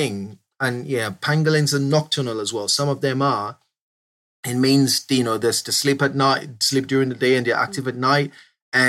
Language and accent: English; Southeast Nigeria, Nigeria; moved away as an adult; now in United Kingdom; I grew up in Southeast Nigeria and I only moved to the UK a couple of years ago.